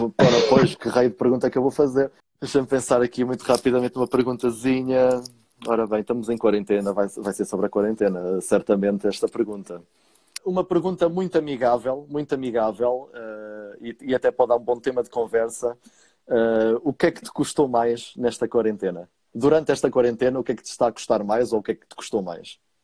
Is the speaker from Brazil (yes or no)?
no; Portugal; moved away as an adult; also born or lived in Viseu; now in London, United Kingdom; como bom português